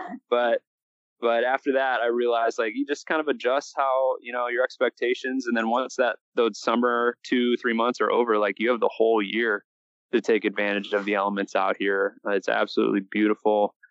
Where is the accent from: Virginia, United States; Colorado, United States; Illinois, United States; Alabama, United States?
Illinois, United States; Wadsworth; also born or lived in Sawyer, Michigan; I grew up uh, in Wadsworth, Illinois. So, just south of the Wisconsin border, close to Lake Michigan